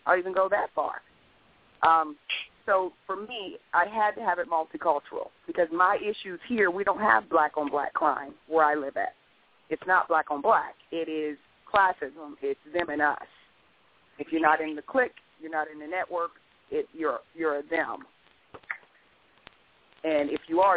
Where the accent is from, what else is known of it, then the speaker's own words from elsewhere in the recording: Columbus, Ohio, United States; now in Stafford County, Virginia, United States; I'm from Columbus, Ohio